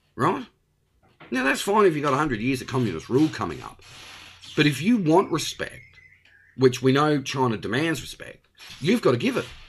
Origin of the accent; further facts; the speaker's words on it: Australia; also born or lived in Victoria; I am an Australian. I live in Victoria